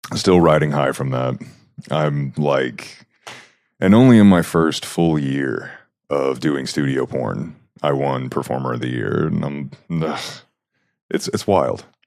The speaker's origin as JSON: {"language": "English", "town": "Huntsville", "region": "Alabama", "country": "United States", "tie": "born or raised there", "moved": "as an adult", "lives_now": "Utah, United States", "said": "i grew up just outside of a place called Huntsville"}